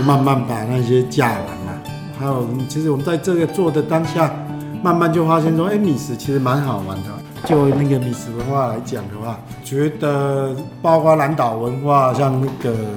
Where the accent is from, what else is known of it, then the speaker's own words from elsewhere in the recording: Kaohsiung, Taiwan; accent: Kaohsiung accent mixed with northern; also born or lived in Taipei; now in Hualien, Taiwan; 我老家在高雄啊。嗯。后来都在台北上班嘛。嗯。然后这十年就在花莲这样子